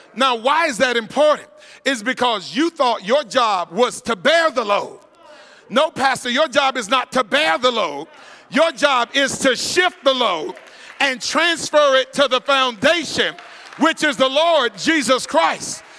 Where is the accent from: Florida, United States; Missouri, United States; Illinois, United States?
Florida, United States; growing up in Florida